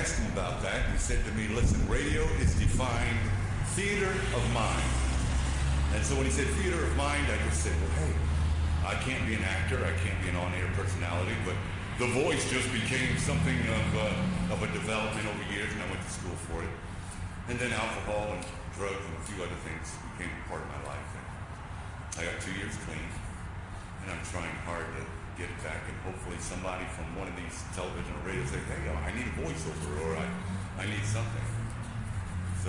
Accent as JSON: {"language": "English", "town": "New York City", "region": "New York", "country": "United States", "tie": "born or raised there", "said": "I was born and raised in Brooklyn, New York"}